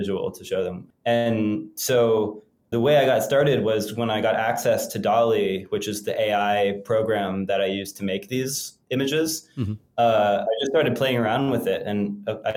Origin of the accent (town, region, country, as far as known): United States